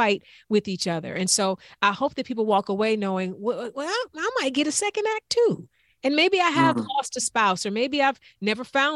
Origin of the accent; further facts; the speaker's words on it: East Cleveland, Ohio, United States; from East Cleveland